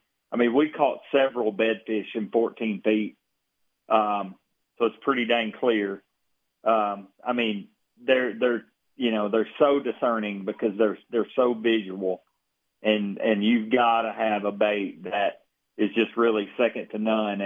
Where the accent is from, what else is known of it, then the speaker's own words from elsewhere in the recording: United States; where I grew up on Kentucky Lake on the Tennessee River